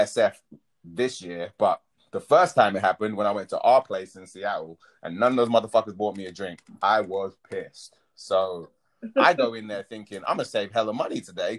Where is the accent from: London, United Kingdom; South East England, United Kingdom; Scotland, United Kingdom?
London, United Kingdom; growing up in South London in a predominantly black community